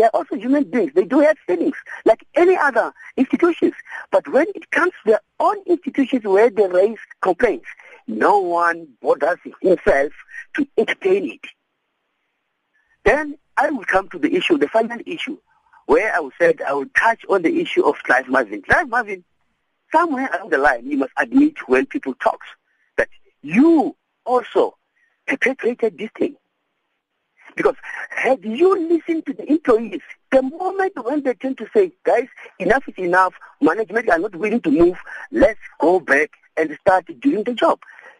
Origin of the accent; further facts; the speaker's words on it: Mutale, Limpopo, South Africa; I'm telling to you now, I'm from Mutale.